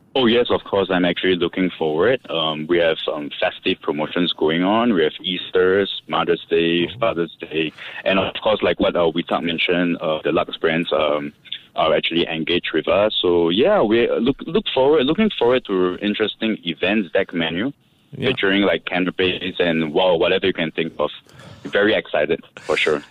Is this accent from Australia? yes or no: no; Singapore; growing up in Singapore, which is a cultural melting pot